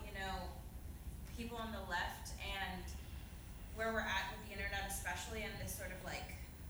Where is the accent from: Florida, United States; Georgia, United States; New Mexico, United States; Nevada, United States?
Georgia, United States; I'm from Georgia, so there's a lot of people that don't agree with me.